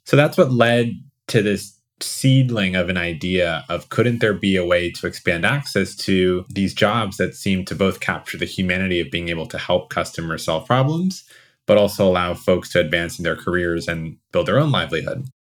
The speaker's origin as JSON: {"language": "English", "region": "New Jersey", "country": "United States", "tie": "born or raised there", "also_born_or_lived": "New York", "said": "I was born in New Jersey."}